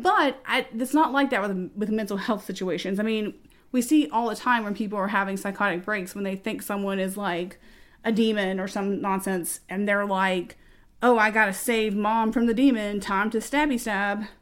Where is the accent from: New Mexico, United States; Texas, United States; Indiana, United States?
Texas, United States; we are from Texas